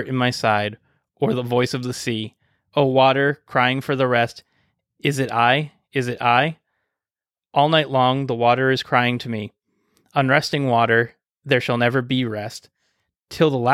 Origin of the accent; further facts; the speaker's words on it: Massachusetts, United States; I'm from Mass